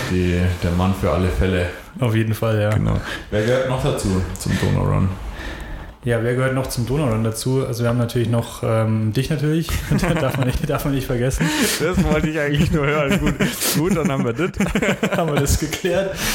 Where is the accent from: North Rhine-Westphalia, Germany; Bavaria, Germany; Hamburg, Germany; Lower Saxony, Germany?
Bavaria, Germany; Ingolstadt; born there; Schon, ja. Ich bin gebürtiger Schanzer tatsächlich, ja.